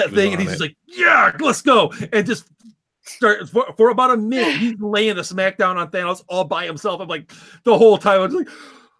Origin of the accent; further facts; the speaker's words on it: United States; as an American